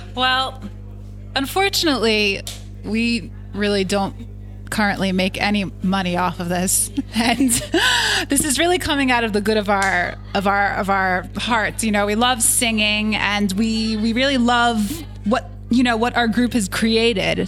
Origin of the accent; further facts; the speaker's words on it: New York, United States; originally from New York